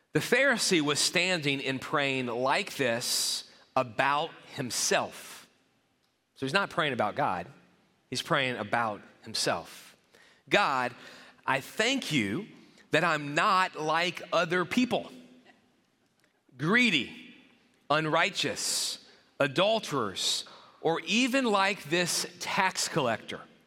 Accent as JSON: {"language": "English", "town": "New Orleans", "region": "Louisiana", "country": "United States", "tie": "born or raised there", "said": "my school where I grew up in the New Orleans area"}